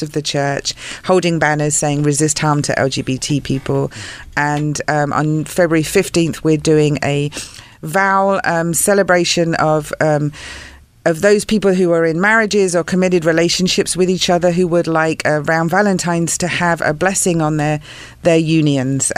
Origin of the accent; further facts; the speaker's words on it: England, United Kingdom; moved away; I grew up in England